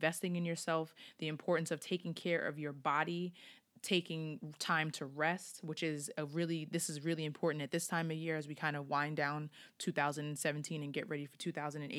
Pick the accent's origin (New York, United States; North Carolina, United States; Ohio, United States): New York, United States; Long Island; now in Philadelphia, United States; I am from New York. I'm from Long Island